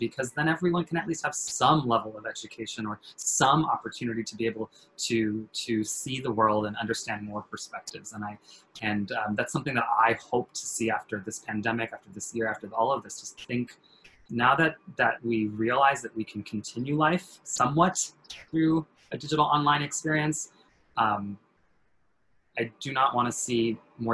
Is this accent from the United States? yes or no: yes; California, United States; You know, I'm a coast boy. I grew up in California.